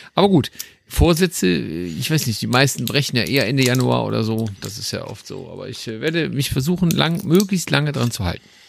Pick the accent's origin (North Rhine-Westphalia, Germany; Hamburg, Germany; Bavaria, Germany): North Rhine-Westphalia, Germany; Düsseldorf; als Düsseldorfer